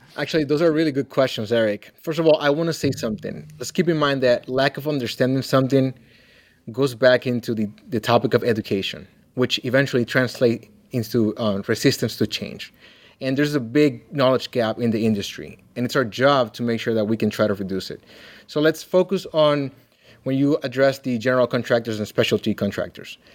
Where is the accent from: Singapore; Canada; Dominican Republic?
Dominican Republic; now in Kalamazoo, United States; I'm originally from the Dominican Republic